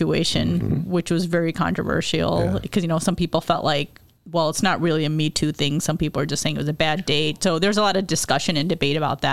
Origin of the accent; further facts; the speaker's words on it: Chicago, Illinois, United States; I grew up in Chicago, the Chicago area, so we had all these South Asian friends